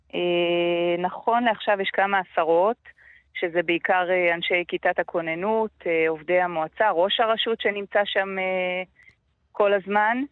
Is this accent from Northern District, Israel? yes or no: yes; Metula, Northern District, Israel; אני נולדתי, גדלתי במטולה